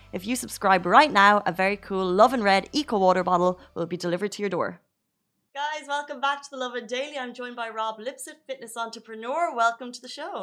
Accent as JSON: {"language": "English", "country": "Ireland", "moved": "yes", "lives_now": "Dubai, United Arab Emirates", "said": "I'm Irish"}